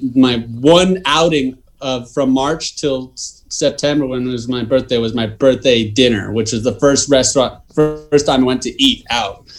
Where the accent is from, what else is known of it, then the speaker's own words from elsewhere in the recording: Southern California, United States; growing up in Southern California